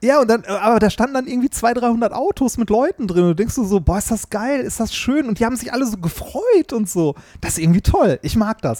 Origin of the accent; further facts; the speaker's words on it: Essen, North Rhine-Westphalia, Germany; ich komme ja aus Essen und ähm, ich bin ohne Scheiß wahrscheinlich so zwei Kilometer von der Weststadthalle entfernt bin ich aufgewachsen